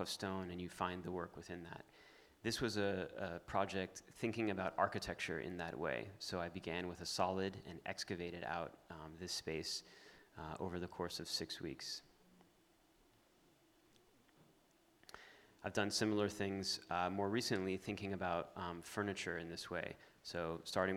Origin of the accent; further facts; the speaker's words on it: Miami, Florida, United States; I grew up in Miami, very much in the natural part of Miami